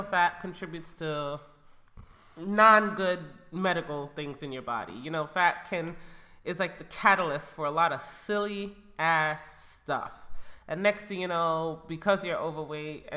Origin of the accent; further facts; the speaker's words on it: Jamaica; moved away; I grew up in Jamaica